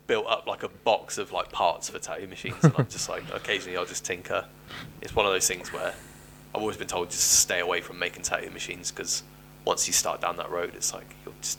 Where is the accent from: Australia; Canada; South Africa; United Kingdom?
United Kingdom; Cornwall, South West England; I am from Cornwall